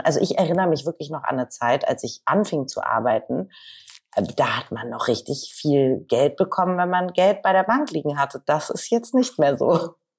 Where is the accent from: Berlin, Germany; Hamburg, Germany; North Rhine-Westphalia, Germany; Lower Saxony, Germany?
Hamburg, Germany; Ich komme ja aus Hamburg